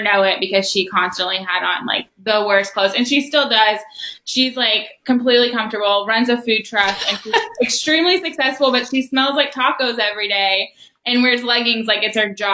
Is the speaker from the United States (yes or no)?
yes; Louisville, Kentucky, United States; I grew up on Frankfort Avenue in Crescent Hill